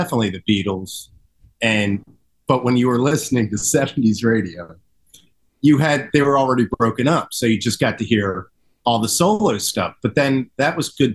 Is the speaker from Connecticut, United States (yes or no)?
no; Horsham, Pennsylvania, United States; also born or lived in Philadelphia; now in Havertown, United States; I grew up in Horsham